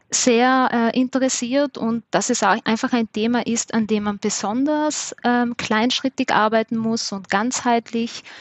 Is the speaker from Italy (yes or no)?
yes; Trentino-Alto Adige, Italy; accent: mix of South Tyrolean and Viennese; now in Vienna, Austria; ich komme ursprünglich aus Südtirol und lebe in Wien, deshalb ist meine, mein Dialekt auch ein bisschen so ein Mischmasch